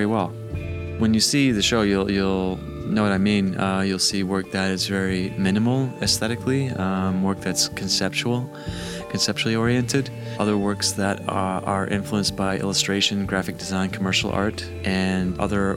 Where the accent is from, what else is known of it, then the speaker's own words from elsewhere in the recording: Chicago, Illinois, United States; moved away as an adult; now in Atlanta, United States; I'm from Chicago